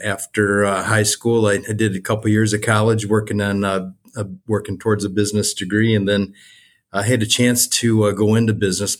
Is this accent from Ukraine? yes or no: no; Westland, Michigan, United States; also born or lived in Wayne, Michigan; I grew up here in Westland